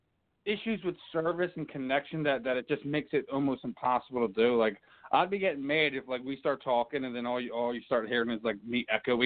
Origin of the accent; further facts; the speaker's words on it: Philadelphia, Pennsylvania, United States; I'm from Philly